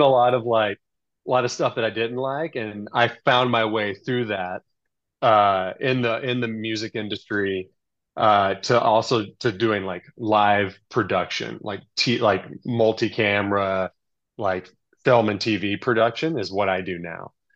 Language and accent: English; Texas, United States; moved away as an adult; also born or lived in Southern California; I grew up in Texas where you think of like country and cows, but actually I grew up in the suburbs